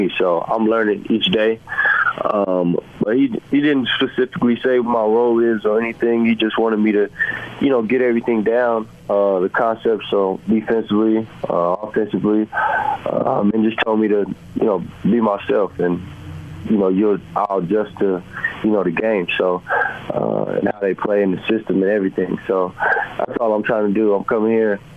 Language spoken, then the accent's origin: English; San Antonio, Texas, United States; moved away as an adult; also born or lived in Los Angeles / Cleveland; now in Utah, United States; I'm from San Antonio, Texas.